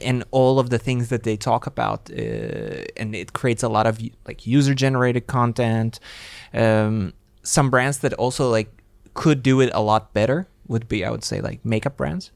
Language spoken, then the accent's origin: English; Latvia; moved away; I am originally from Latvia